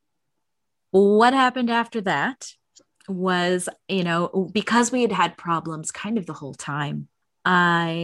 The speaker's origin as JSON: {"language": "English", "town": "Chicago", "region": "Illinois", "country": "United States", "tie": "born or raised there", "moved": "yes", "lives_now": "Las Vegas, United States", "said": "I was raised in Chicago where it is ridiculously cold for way too long"}